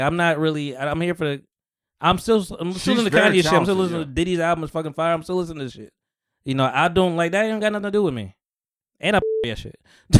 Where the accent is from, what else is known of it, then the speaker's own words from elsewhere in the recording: Atlanta, Georgia, United States; I'm from Atlanta.